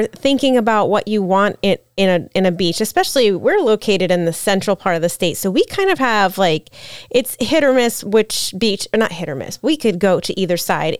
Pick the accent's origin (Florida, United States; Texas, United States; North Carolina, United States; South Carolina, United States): Florida, United States; Gulf Coast of; I grew up on the Gulf Coast.